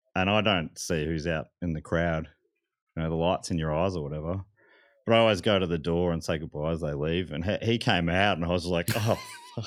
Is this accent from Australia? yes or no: yes; Moorabbin, Victoria, Australia; I grew up in Moorabbin